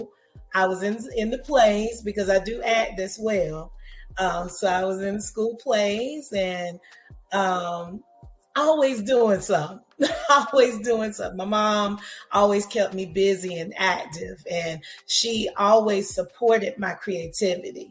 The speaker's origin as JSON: {"language": "English", "town": "Princeville", "region": "North Carolina", "country": "United States", "said": "I am from a small town in North Carolina called Princeville, North Carolina"}